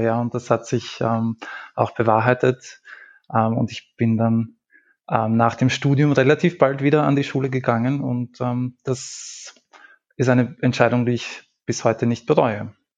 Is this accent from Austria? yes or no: yes; Lower Austria, Austria; moved away as an adult; now in Vienna, Austria; ich habe vor zehn Jahren maturiert ähm, und ich, es war jetzt nicht so, dass das damals ähm, bei uns in Niederösterreich